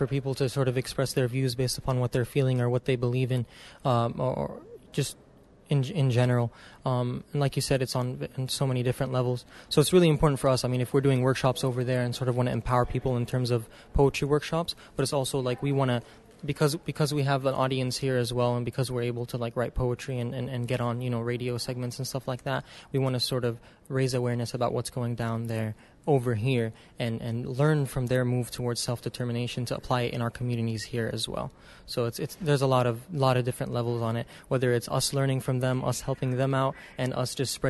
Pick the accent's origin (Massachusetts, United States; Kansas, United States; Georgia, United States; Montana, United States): Georgia, United States; Columbus; born there; also born or lived in Lebanon; So originally, my parents are Lebanese. I was born in Columbus, Georgia, to Lebanese parents. I've hopped around back and forth between the States and Lebanon, but I've lived there about half my life.